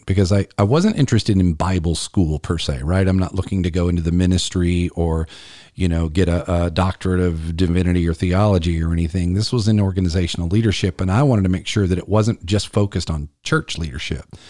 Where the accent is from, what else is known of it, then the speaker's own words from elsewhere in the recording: Columbia, South Carolina, United States; it's right here in my hometown of Columbia